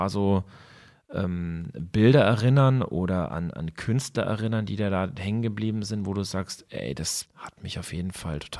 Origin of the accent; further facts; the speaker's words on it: Bavaria, Germany; wir sind ja jetzt aus Bayern